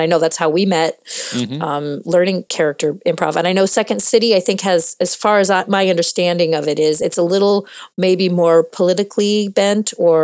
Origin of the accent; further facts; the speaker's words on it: Midwest, United States; I'm from the Midwest of America